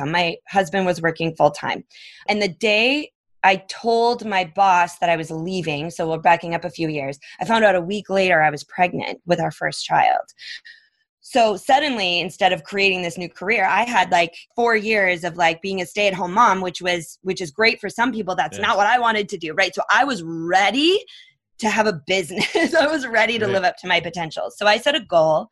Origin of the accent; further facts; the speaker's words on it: Minnesota, United States; moved away; also born or lived in Phoenix; I grew up in Minnesota